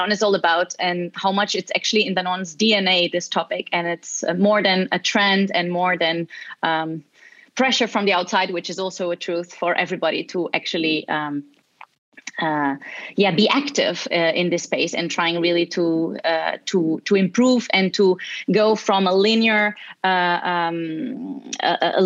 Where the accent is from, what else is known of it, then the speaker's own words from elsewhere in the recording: Portugal; now in Barcelona, Spain; I'm originally from Portugal. I'm currently in Barcelona